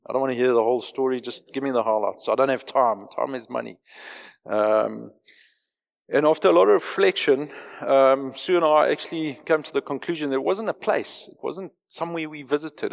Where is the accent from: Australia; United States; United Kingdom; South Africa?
South Africa; Johannesburg, Gauteng; moved away as an adult; I grew up in Joburg. I was born, raised, educated, lived, careered in Joburg till I was forty-two.